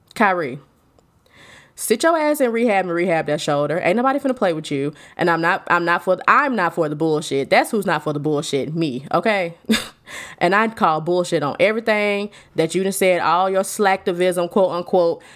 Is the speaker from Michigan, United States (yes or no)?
no; Alabama, United States; I am from Alabama